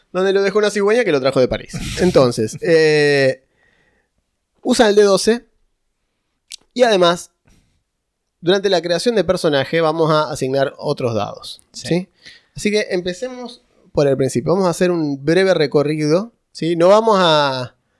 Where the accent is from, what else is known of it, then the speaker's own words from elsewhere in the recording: Córdoba, Argentina; yo soy de Córdoba. Es una provincia con un montón de gente dispersa, digamos